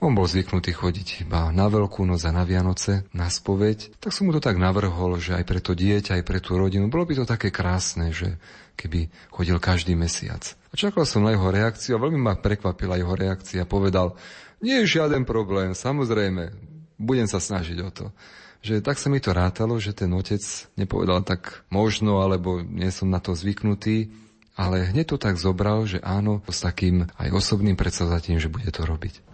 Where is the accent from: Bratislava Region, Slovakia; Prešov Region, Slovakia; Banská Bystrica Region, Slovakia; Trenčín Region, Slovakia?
Trenčín Region, Slovakia; Myjava; vo farnosti, kde som vyrastal. Pochádzam z farnosti Mijava